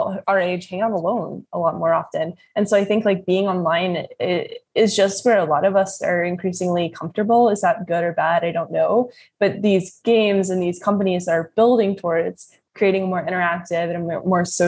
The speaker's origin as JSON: {"language": "English", "region": "Kentucky", "country": "United States", "said": "I'm from Kentucky"}